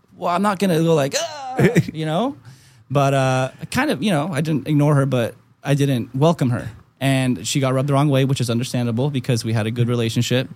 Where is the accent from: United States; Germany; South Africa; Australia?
Germany; moved away; I was born in Germany